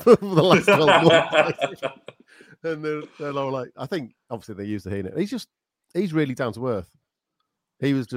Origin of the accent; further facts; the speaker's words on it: Teesdale, near Barnard Castle, North East England, United Kingdom; also born or lived in Bishop Auckland / Durham; I'm from Bishop Auckland. I'm North East born and bred. I grew up in Teesdale in a little village near Barnard Castle